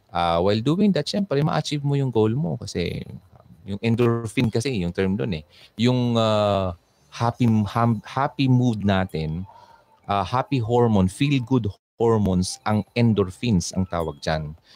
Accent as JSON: {"language": "Tagalog", "town": "Quezon City", "region": "Metro Manila", "country": "Philippines", "said": "Tapos from Quezon City ako, East Avenue."}